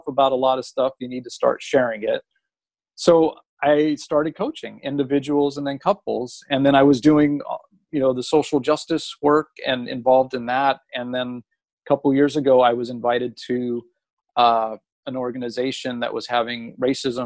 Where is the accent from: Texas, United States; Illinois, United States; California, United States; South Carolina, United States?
California, United States; Los Angeles; I grew up in Los Angeles